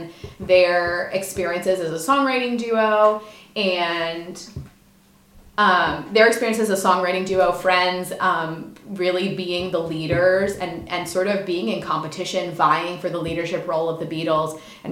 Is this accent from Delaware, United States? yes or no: yes; Delaware, United States; born or raised there; also born or lived in Mississippi